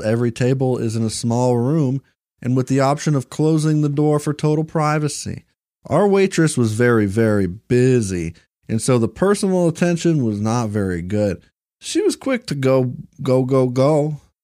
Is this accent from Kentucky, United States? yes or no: yes; Bowling Green, Kentucky, United States; Uh, I'm from Bowling Green, Kentucky